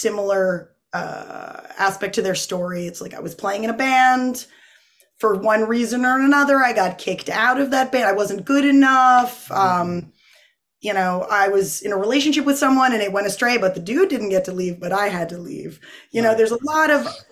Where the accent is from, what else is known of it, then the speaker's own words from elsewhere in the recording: North Kingstown, Rhode Island, United States; also born or lived in Boston; I was born in North Kingstown, Rhode Island. Grew up there.